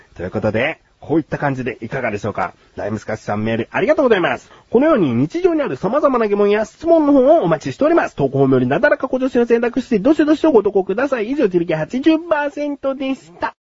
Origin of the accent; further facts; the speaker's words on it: Yokohama, Kanagawa, Japan; 自分はもう生まれも育ちも横浜市でして